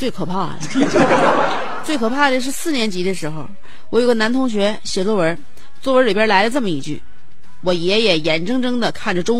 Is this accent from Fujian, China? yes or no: yes; Fujian, China; 热烈庆祝我老家福建的隔壁的呃省的省会合肥的异父异母网友同事的岳母的女儿的闺蜜